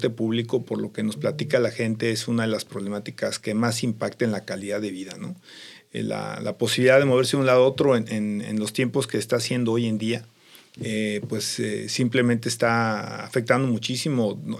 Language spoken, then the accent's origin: Spanish; Mexico; Yo te digo, como elector y como mexicano, pues yo busco gente con capacidades.